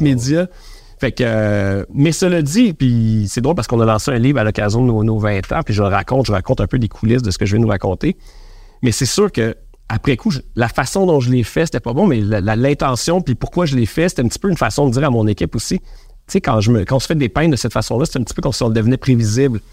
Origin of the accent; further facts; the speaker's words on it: Quebec, Canada; les Québécois, on est un petit peu complexés